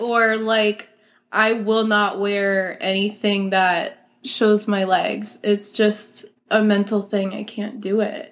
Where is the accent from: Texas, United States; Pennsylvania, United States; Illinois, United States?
Pennsylvania, United States; I grew up in Pennsylvania